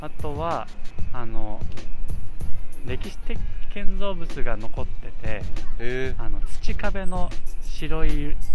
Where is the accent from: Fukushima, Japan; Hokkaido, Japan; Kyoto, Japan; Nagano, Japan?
Nagano, Japan; Chikuma; moved away; 長野県の千曲市で